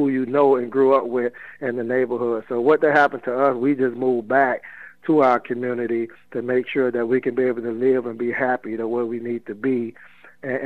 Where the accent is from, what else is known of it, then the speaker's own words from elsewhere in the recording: Miami, Florida, United States; I grew up in Overtown, and we have seen a lot of things, even, you know, when I was a youngster